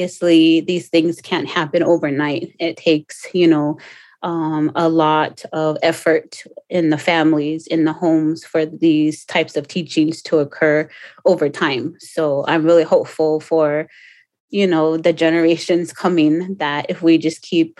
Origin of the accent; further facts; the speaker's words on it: Pico Rivera, California, United States; moved away; I grew up in Pico Rivera, which is 13 miles east of Los Angeles.